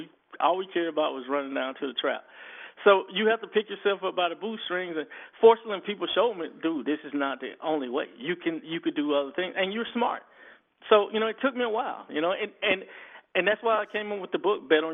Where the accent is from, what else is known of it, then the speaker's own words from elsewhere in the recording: Fort Valley, Georgia, United States; I grew up in Fort Valley, Georgia.